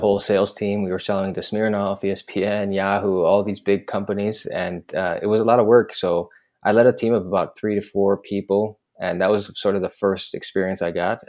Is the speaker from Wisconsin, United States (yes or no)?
yes; Milwaukee, Wisconsin, United States; moved away as an adult; also born or lived in Boston / San Francisco; Laith and I, we grew up together in Milwaukee, Wisconsin